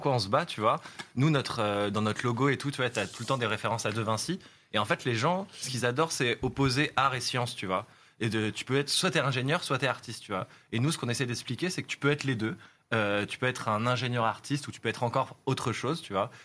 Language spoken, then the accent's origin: French; France; on est français, notre studio il est à Paris